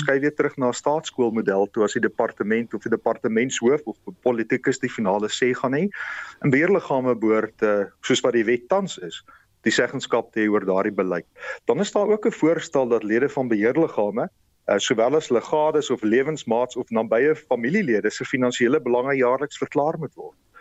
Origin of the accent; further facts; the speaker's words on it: South Africa; ons as Suid-Afrikaners